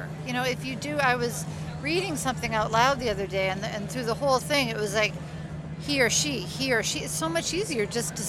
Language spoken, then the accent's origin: English; Canada; now in United States; Yes, we're Canadian.